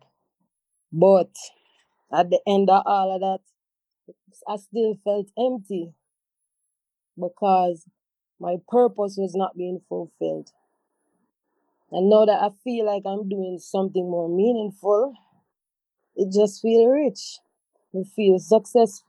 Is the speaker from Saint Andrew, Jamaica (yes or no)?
no; Montego Bay, Saint James, Jamaica; I had to go back to Montego Bay, to my home, my hometown, my mother house